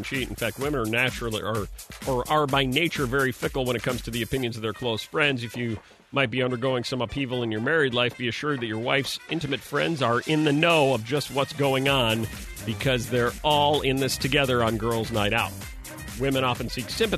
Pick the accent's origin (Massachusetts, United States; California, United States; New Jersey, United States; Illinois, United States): Illinois, United States; Elburn; I grew up in Elburn